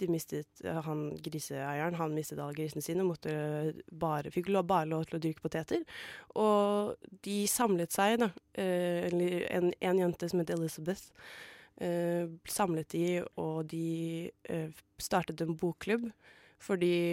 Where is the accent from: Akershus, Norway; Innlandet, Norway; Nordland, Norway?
Akershus, Norway; Asker; moved away; jeg var hjemme i Asker